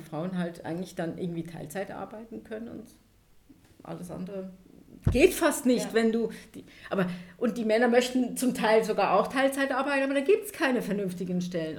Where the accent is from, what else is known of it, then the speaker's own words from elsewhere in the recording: Emmental, Bern, Switzerland; also born or lived in Thun; Ich bin auf dem Land aufgewachsen, im Emmen, da wo der Käse herkommt.